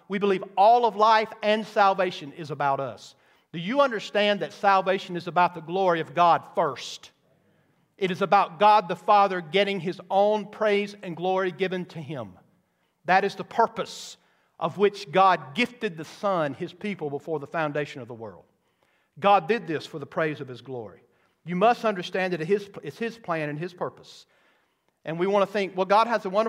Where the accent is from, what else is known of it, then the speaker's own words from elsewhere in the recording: the South, United States; I grew up in the South